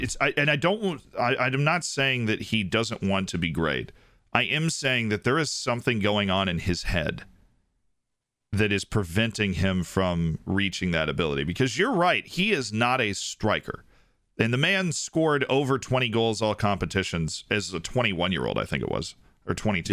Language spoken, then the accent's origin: English; Tampa, Florida, United States; my hometown team, the Tampa Bay Buccaneers